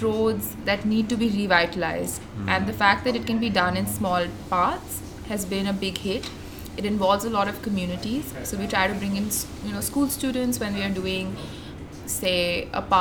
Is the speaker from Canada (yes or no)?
no; New Delhi, Delhi, India; also born or lived in Texas / Denmark; Born and raised in New Delhi, studied in Texas at Rice